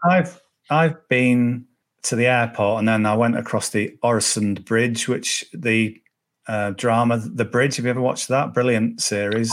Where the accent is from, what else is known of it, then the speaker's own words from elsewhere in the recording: Cumbria, North West England, United Kingdom; I'm from Cumbria, so uh, Carlisle's an hour away